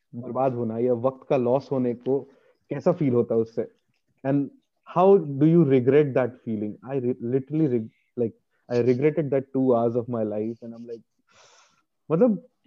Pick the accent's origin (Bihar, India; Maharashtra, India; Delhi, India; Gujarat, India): Bihar, India; moved away; also born or lived in United Kingdom; एक बिहारी